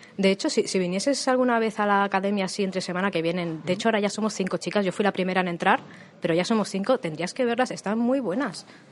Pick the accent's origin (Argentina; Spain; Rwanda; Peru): Spain; Barcelona, Catalonia; also born or lived in Tarragona; yo soy originariamente de Barcelona, y con 20 años me fui a Tarragona.